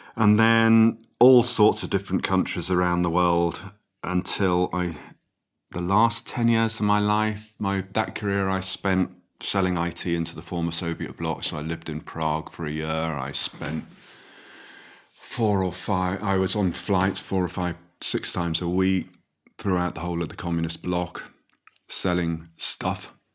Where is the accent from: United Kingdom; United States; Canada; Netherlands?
United Kingdom; Midlands; I grew up in the Midlands